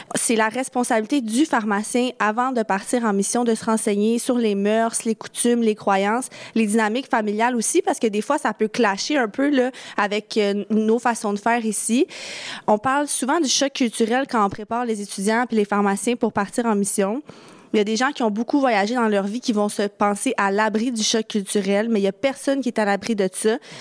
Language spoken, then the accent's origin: French; Quebec, Canada; chez nous au Québec